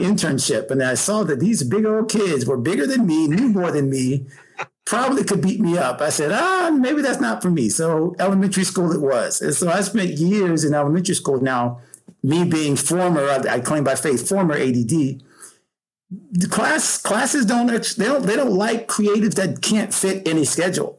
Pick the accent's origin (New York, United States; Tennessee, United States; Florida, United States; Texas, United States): Florida, United States; Pensacola; growing up in Pensacola, Florida, Panhandle, my parents, Georgia and South, you know, so I've always been a Southern boy